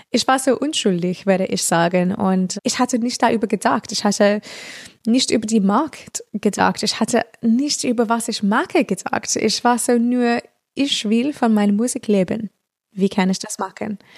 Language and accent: German; Australia; German is a second language; Und in Australien das ist einfachste in meiner Heimat, weil dann sage ich, oh, ich bin eine europäische Künstlerin, aber ich komme aus hier.